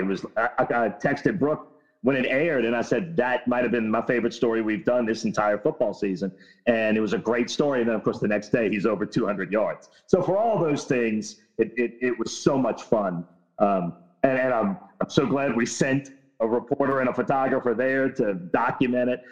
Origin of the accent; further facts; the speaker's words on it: New Orleans, Louisiana, United States; I'm from New Orleans East